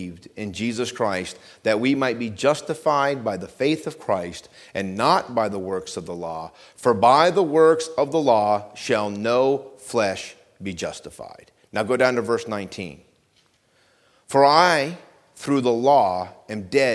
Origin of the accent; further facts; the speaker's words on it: Vermont, United States; where I grew up in Vermont